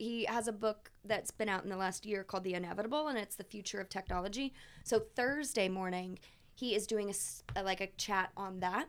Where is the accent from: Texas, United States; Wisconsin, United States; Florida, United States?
Texas, United States; I'm from Texas.